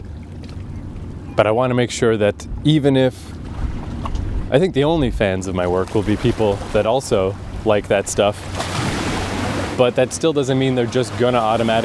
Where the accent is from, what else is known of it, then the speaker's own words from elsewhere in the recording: Fredericton, New Brunswick, Canada; moved away; also born or lived in Toronto; my hometown, Fredericton, New Brunswick